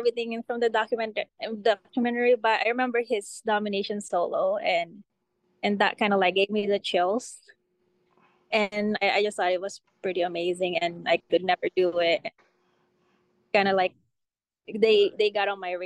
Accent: Philippines; moved away; I grew up in the Philippines

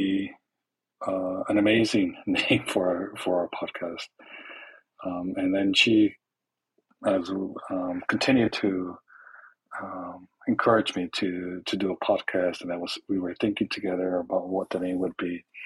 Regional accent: Los Angeles, California, United States; I was born and raised in East Los Angeles to immigrant parents from Mexico

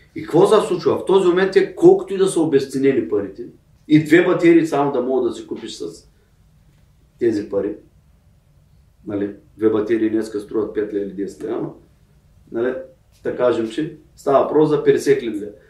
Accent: Bulgaria; ние тук сме си българи

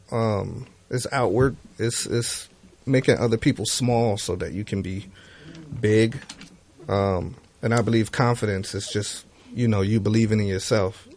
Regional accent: Miami, Florida, United States; I grew up in Miami, and all of the music was very feel good when I was coming up

